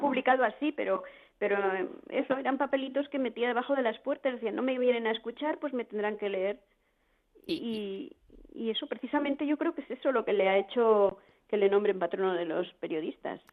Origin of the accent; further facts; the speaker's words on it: Spain; nosotros además somos castellanos